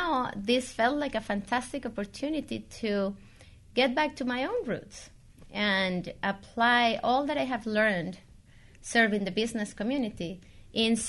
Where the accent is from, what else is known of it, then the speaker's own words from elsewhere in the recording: Colombia; moved away as an adult; now in United States; I started my career back in Colombia. I'm from Colombia. I migrated to the U.S. 17 years ago.